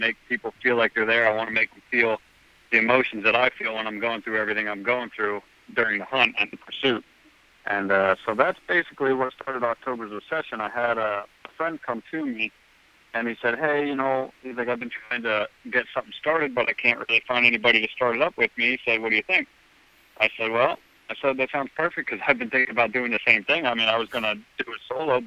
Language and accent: English; Pennsylvania, United States; I grew up in Pennsylvania